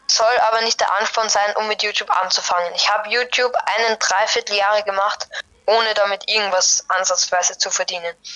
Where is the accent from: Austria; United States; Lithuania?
Austria; Vienna; Ich komme aus Wien, aus Österreich. Eventuell merkt man das auch ein bisschen an meinem Akzent.